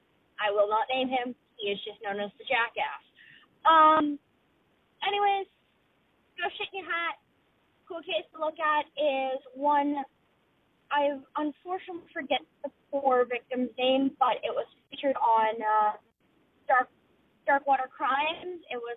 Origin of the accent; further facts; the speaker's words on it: Lance, Nova Scotia, Canada; now in Wasaga Beach, Canada; from a small town in Ontario called Wasaga Beach, but I'm actually from Lance, Nova Scotia.